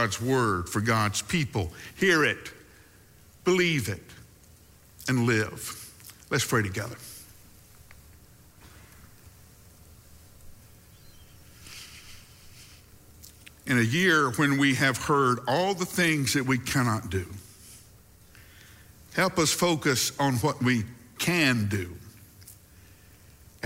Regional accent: the South, United States; one of the great things about growing up in the South is you have appropriate phrases for just about every situation

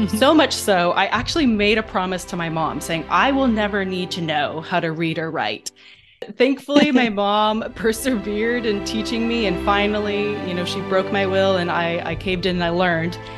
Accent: China; moved away as an adult; also born or lived in Cleveland, Ohio; So I was born in Cleveland. That's where I'm originally from. But at the age of four, my parents moved from Ohio to China and I pretty much grew up in China until the age of 18.

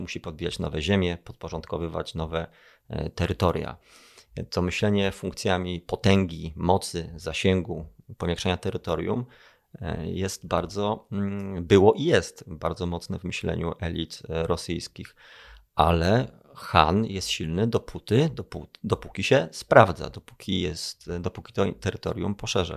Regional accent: Kraków, Lesser Poland, Poland; ja jestem z Krakowa

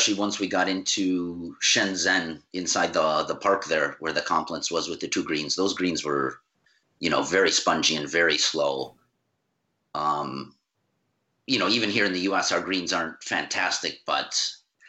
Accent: Wisconsin, United States; moved away as an adult; now in California, United States; I was born and raised in Wisconsin, went to college there

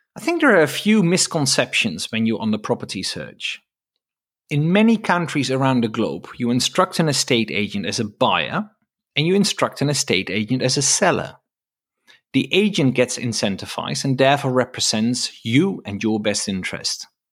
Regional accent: Netherlands; now in United Kingdom; I'm from the Netherlands

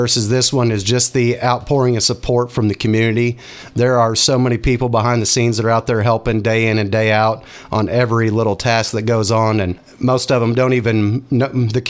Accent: Northwest Arkansas, United States; I grew up down in Northwest Arkansas, down in Benton County, Arkansas

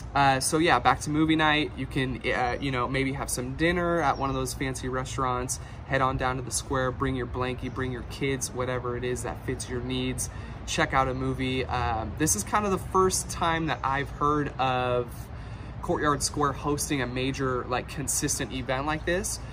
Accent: Santa Rosa, California, United States; growing up in Santa Rosa

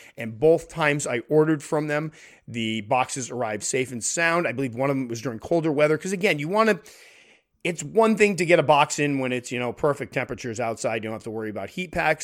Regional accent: Connecticut, United States; my home state of Connecticut

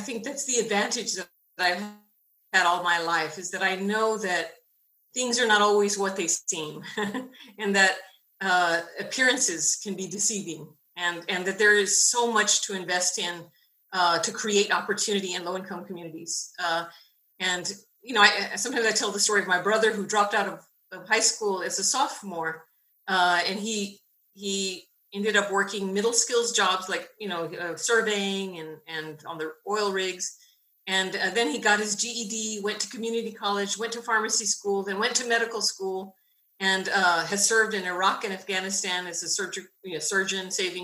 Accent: Benavides, Texas, United States; I grew up in Benavidez, Texas, very small rural community near Laredo, near the border in Laredo

